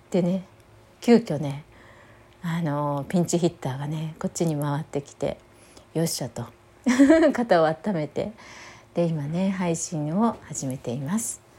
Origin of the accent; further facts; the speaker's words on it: Osaka, Japan; 私はね大阪のキリスト教病院というね病院で生まれたんですね。